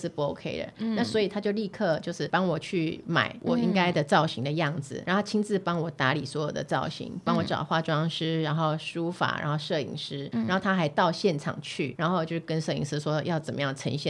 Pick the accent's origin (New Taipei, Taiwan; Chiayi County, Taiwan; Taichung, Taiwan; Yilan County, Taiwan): New Taipei, Taiwan; Fuzhong, Banqiao; also born or lived in Yunlin / southern Taiwan; 因为我在那个地方长大的